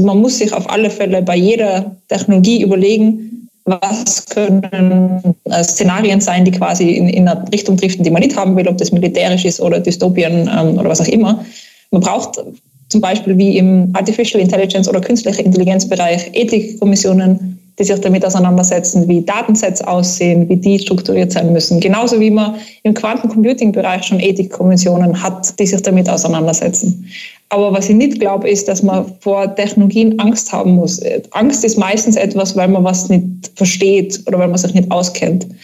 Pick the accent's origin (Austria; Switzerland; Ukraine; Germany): Austria; da sind wir bei uns in Österreich sehr gefährdet